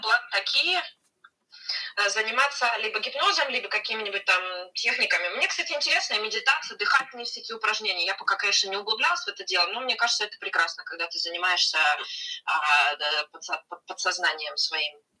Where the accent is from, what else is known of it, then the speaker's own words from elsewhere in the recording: Siberia, Russia; now in Lima, Peru; я из Сибири